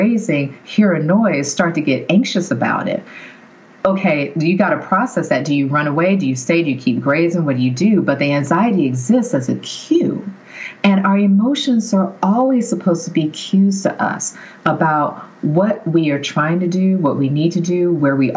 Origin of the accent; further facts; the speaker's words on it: the South, United States; I grew up in the South